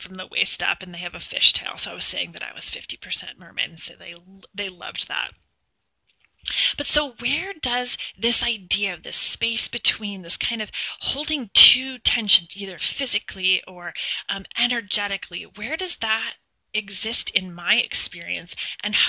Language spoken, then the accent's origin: English; United States; I was born in the United States, and I was adopted domestically